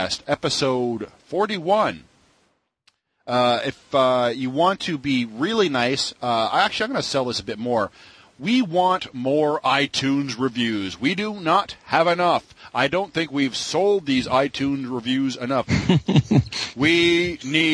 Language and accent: English; Canada; being as a Canadian